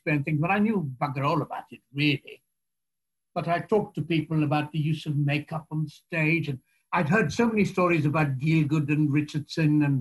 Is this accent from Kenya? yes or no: no; India; moved away as an adult; now in United Kingdom; I'm just from India